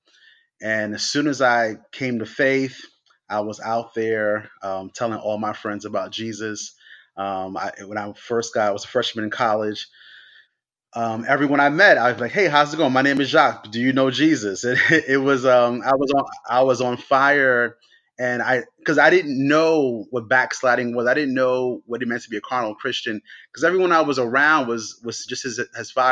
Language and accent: English; New York City, New York, United States; Growing up in New York, I was going to school in Brooklyn